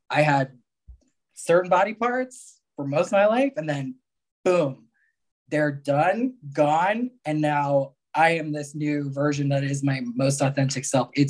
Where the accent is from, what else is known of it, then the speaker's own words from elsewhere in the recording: Mexico; born there; I was born in Mexico, right?